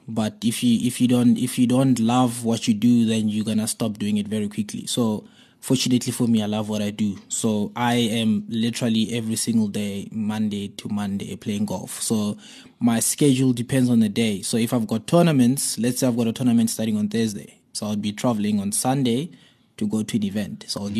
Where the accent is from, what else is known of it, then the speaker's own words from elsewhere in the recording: Bloemfontein, Free State, South Africa; I grew up in the Free State in Bloemfontein, so you can imagine everything is either soccer or rugby.